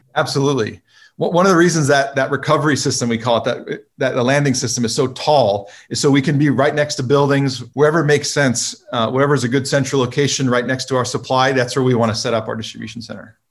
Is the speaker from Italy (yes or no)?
no; California, United States; I grew up in California